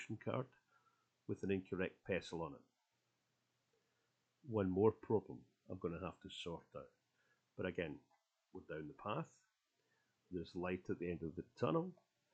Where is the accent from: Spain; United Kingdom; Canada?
United Kingdom; now in Poland; I went through the new process for registering as a British citizen here in Poland